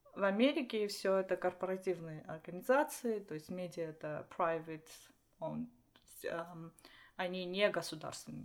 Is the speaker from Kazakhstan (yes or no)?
no; Armenia; Russian is a second language; moved away as an adult; now in United States; я из Армении, я родилась там, можно даже сказать, я родилась в, Союз... Э, в Советском Союзе. Угу. Училась в Армении, жила в Армении